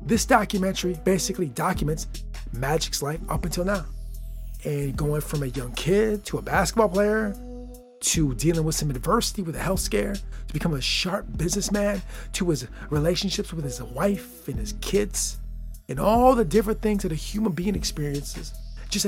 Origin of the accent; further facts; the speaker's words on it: Lansing, Michigan, United States; my hometown, the place I live right now.